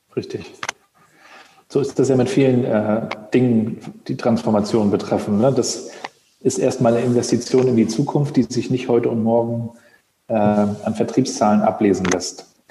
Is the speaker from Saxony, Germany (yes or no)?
no; Rostock, Mecklenburg-Vorpommern, Germany; Rostocker Jung